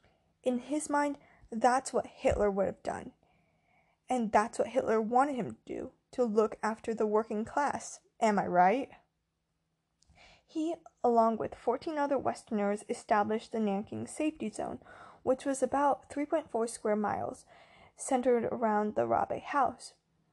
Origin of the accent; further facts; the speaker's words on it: United States; Because I'm Chinese American.